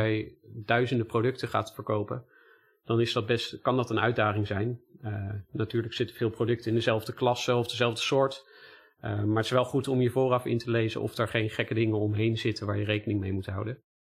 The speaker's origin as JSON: {"language": "Dutch", "country": "Netherlands", "said": "wij als Nederlanders"}